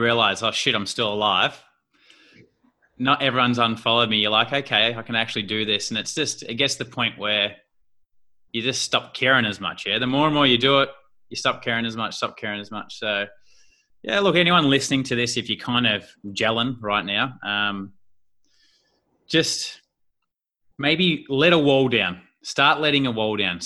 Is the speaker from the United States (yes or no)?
no; Australia; accent: Australian; putting my Australian lingo in there and slang